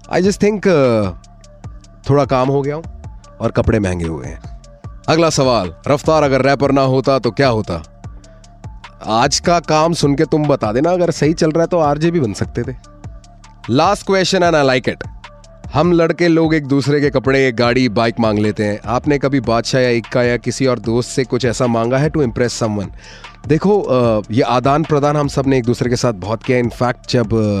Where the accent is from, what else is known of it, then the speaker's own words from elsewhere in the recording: Delhi, India; also born or lived in Thrissur, Kerala / Haryana; I belong to Thrissur and my mom's from Thiruvananthapuram so I am a true blue Malayali not a mix breed born in south brought up in the north Delhi में पढ़ाई करी है